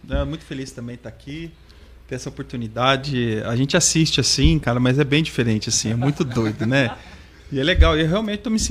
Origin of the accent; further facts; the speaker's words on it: Vaiporã, Paraná, Brazil; Eu sou de Vaiporã, olha vai, só.